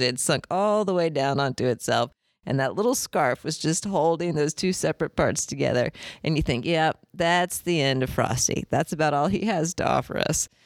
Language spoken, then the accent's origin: English; Indiana, United States; now in Augusta, United States; I grew up in Indiana